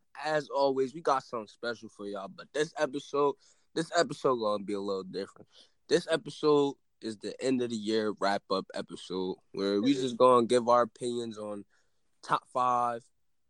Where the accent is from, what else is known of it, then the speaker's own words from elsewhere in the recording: Philadelphia, Pennsylvania, United States; I'm from Philadelphia.